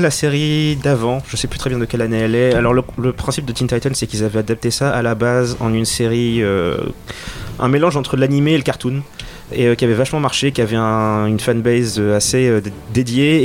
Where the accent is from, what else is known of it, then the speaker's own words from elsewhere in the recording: Senegal; j'ai grandi au Sénégal